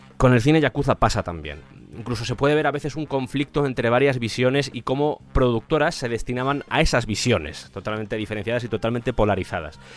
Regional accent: Spain; en mi país, en España

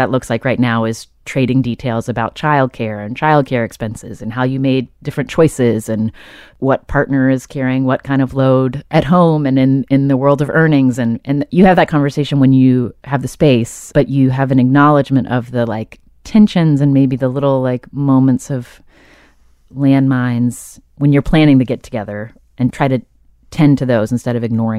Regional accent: the South, United States; I come from Southern people, so we have our own sort of strange codes and ways of talking.

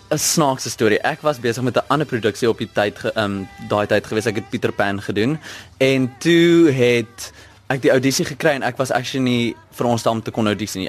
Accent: South Africa; ons as Suid-Afrikaners

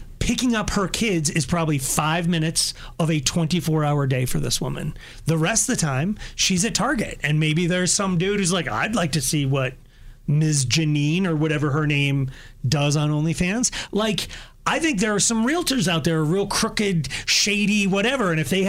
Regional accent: United States; Like, I'm a proud Ford man. I'm an American. My dad worked in Detroit.

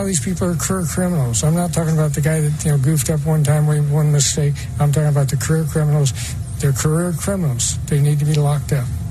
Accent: Illinois, United States; When I was a kid, uh, when I was ten, I had a gun, and uh, I grew up in Illinois

